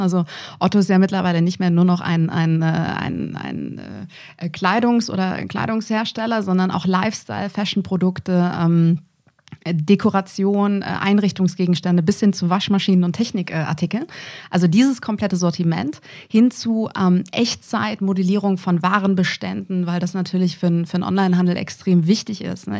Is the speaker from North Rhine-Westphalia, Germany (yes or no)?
yes; near Düsseldorf, North Rhine-Westphalia, Germany; moved away as an adult; also born or lived in Munich; ich bin eine gebürtige Rheinländerin, komme ursprünglich aus der Nähe von Düsseldorf